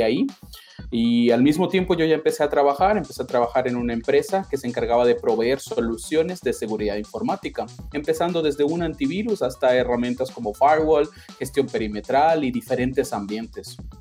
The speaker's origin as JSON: {"language": "Spanish", "country": "Ecuador", "tie": "born or raised there", "also_born_or_lived": "Argentina", "moved": "as an adult", "said": "yo nací en Ecuador, soy ecuatoriano"}